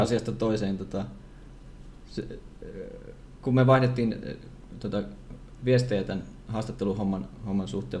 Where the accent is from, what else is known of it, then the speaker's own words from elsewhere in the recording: Savonlinna, South Savo, Finland; mä oon itse Savonlinnasta